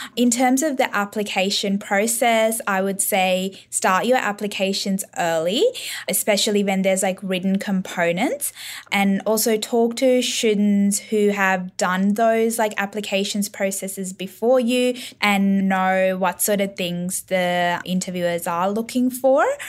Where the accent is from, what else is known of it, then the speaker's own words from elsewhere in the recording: Northern Territory, Australia; growing up, N T has been very supportive of, like, everything I've done